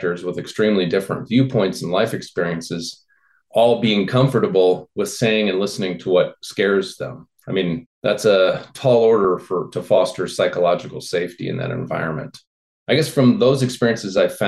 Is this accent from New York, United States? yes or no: no; north of Peoria, Illinois, United States; grew up in Illinois in farm country, kind of north of Peoria